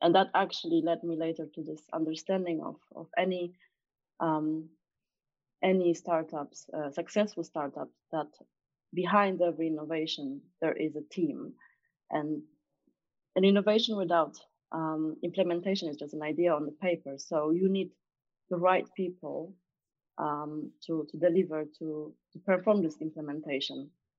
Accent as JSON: {"language": "English", "country": "Poland", "moved": "as an adult", "lives_now": "London, United Kingdom", "said": "So I came from Poland back then, and I was 23, coming from big organizations, from Accenture and Boston Consulting Group."}